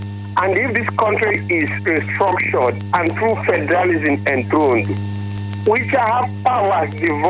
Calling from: Lagos, Nigeria; I am calling from Lagos.

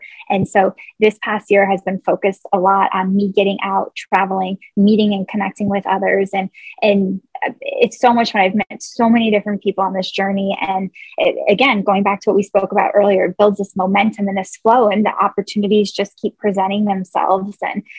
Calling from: upstate New York, United States; I am calling in from upstate New York, and it is 12:55 p.m. here.

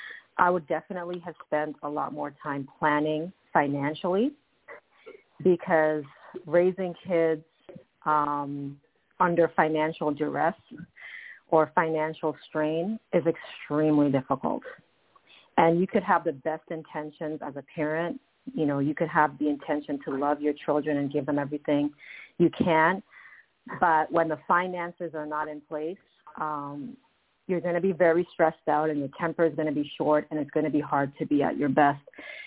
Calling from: Toronto, Ontario, Canada; I'm calling from Toronto, Canada.

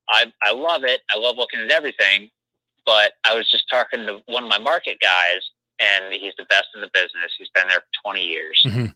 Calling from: Chicago, Illinois, United States; from Chicago.

